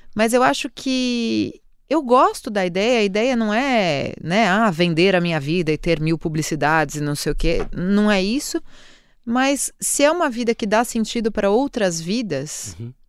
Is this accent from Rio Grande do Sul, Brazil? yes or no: no; São Paulo, Brazil; moved away as an adult; now in Portugal; São Paulo, como uma cidade onde eu nasci